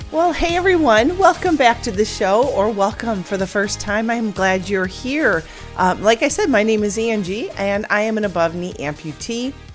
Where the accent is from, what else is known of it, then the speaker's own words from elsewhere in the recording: near Chicago, Illinois, United States; moved away as an adult; now in Arizona, United States; Now I am an Illinois girl, born and raised near Chicago